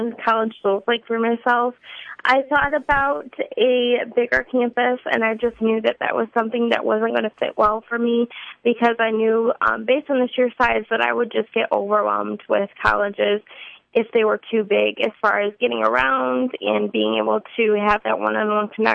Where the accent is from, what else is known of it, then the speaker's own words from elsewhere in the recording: Grand Rapids, Michigan, United States; moved away as an adult; now in Southeast Michigan, United States; grew up in Grand Rapids my whole life